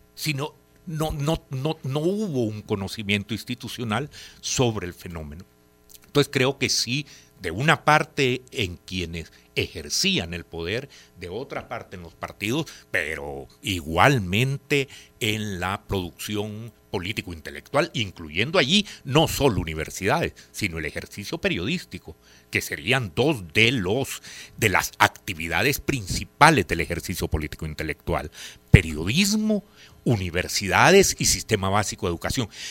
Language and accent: Spanish; El Salvador